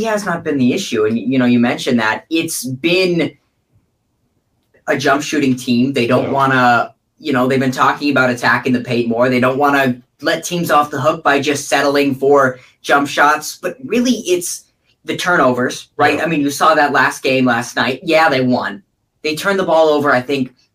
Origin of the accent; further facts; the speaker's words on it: Southern California, United States; I grew up in Southern California my whole life